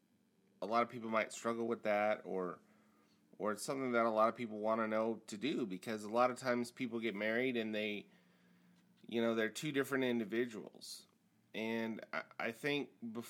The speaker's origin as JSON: {"language": "English", "region": "Nebraska", "country": "United States", "tie": "born or raised there", "also_born_or_lived": "Hawaii / Kansas City", "moved": "yes", "said": "I grew up in Nebraska in the 80s"}